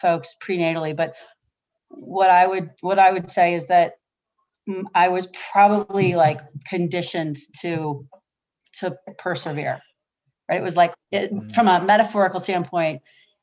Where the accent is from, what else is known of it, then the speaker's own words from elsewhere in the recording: Oahu, Hawaii, United States; I was born in Oahu in a pink hospital. It was a military hospital called Tripler.